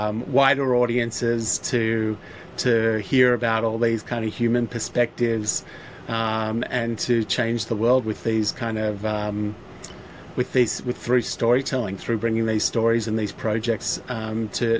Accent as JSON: {"language": "English", "country": "Australia", "moved": "as an adult", "lives_now": "Los Angeles, United States", "said": "being an Aussie and identifying as an Aussie"}